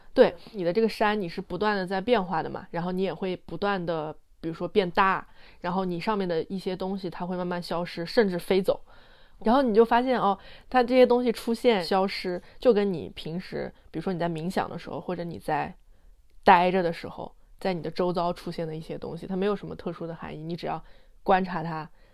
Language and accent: Chinese; Anhui, China; 因为我们家，我老家是安徽的，就是名山也很多，什么嗯。黄山、九华山